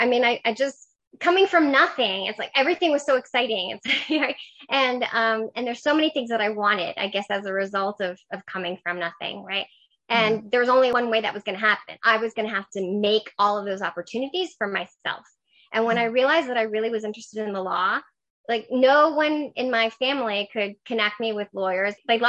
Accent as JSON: {"language": "English", "town": "New York City", "region": "New York", "country": "United States", "tie": "born or raised there", "second_language": "English", "moved": "yes", "lives_now": "Washington, D.C., United States", "said": "I grew up in New York City. Okay. I'm originally from Queens. I grew up with my mom and my grandmother, who are immigrants from Ecuador."}